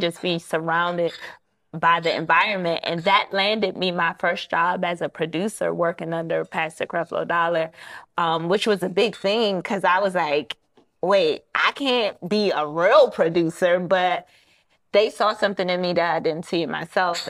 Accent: Prince George's County, Maryland, United States; also born or lived in Washington, D.C.; Maryland is where I actually grew up in, P G County, not too far from Washington, D C

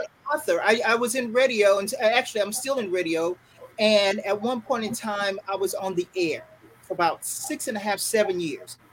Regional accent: Fayetteville, North Carolina, United States; moved away; also born or lived in Triangle area, North Carolina; I am originally, and I I'm from Fayetteville, North Carolina. Very proud to say that. Currently living in the Triangle area

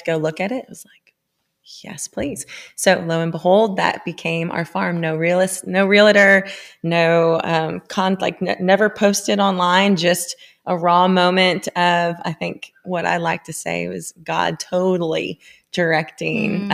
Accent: Sarasota, Florida, United States; now in Franklin, United States; I was initially from Sarasota, Florida. So I grew up loving the ocean, the outdoors

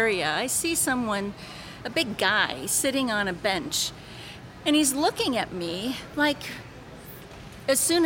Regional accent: Virden, Illinois, United States; now in St. Louis, United States; I'm from Verdon, Illinois, but I live in St. Louis now

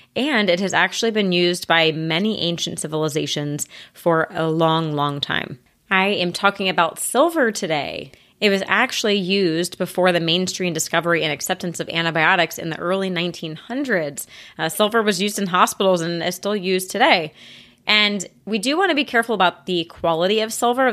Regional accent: United States; As an American

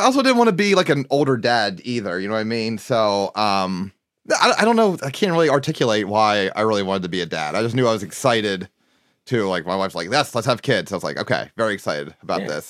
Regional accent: Harrisburg, Pennsylvania, United States; I grew up in Har- outside, a little bit outside Harrisburg. I mean, my, my address is Harrisburg, Pennsylvania.

